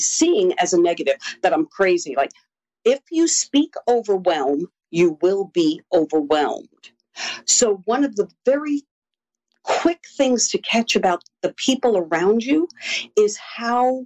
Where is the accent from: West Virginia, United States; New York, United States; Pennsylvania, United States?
New York, United States; New York City; I was born and raised in Queens, New York